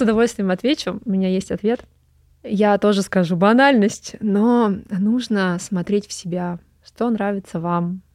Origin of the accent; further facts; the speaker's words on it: Pervouralsk, Sverdlovsk Oblast, Russia; moved away as an adult; also born or lived in Moscow; Я родилась в Москве, когда у меня родители учились в МГУ, но потом что-то их занесло на Урал, туда далеко. И я до 18 лет жила в очень маленьком уральском городке под Екатеринбургом, Первоуральск